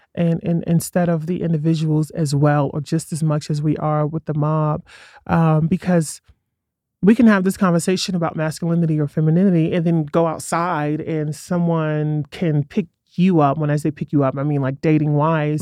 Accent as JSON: {"language": "English", "town": "New York City", "region": "New York", "country": "United States", "tie": "born or raised there", "moved": "as an adult", "lives_now": "Colorado, United States", "said": "I grew up in Brooklyn before it was trendy"}